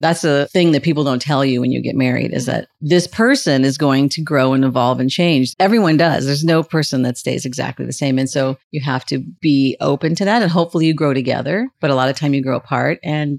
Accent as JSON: {"language": "English", "region": "California", "country": "United States", "tie": "born or raised there", "said": "Oh my goodness. I grew up all over Southern California. It's really hard when people ask me that question. I just say Southern California because my mother moved a lot."}